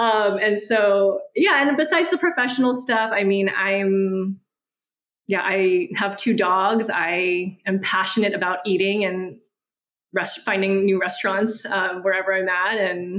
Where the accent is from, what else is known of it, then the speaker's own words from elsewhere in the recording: San Gabriel Valley, California, United States; moved away as an adult; also born or lived in Oakland, California; now in Houston, United States; currently in Houston, Texas. I've been here for about 3 years. Before that, I grew up in California in San Gabriel Valley, which is very heavily Asian ethnoburb. And then I lived in Oakland for about 10, 11 years.